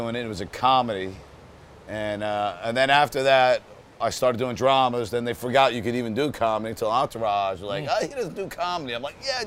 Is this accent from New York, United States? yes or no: yes; New Rochelle, New York, United States; moved away as an adult; now in Malibu, United States; I was born in New Rochelle, New York, just north of the Bronx